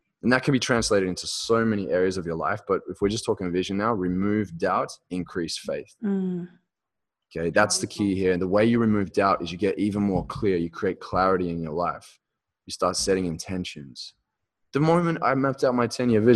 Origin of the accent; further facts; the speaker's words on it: Australia; I'm speaking in Aussie right here, talking meters instead of feet.